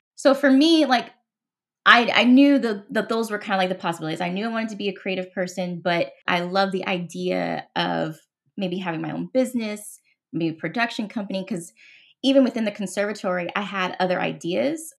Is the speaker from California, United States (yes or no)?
yes; Los Angeles, California, United States; moved away as an adult; also born or lived in Seattle, Washington; I'm originally from Los Angeles, born and raised